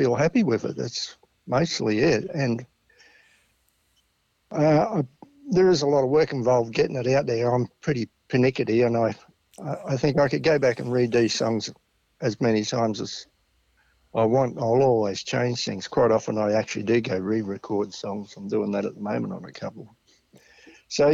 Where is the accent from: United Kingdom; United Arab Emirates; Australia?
Australia; Home Hill, Queensland; moved away as an adult; now in Perth, Australia; I come from a little sugarcane cattle station town called Home Hill up near Townsville.